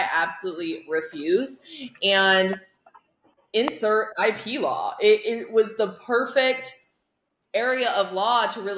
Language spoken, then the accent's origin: English; Iowa, United States; I'm originally from Iowa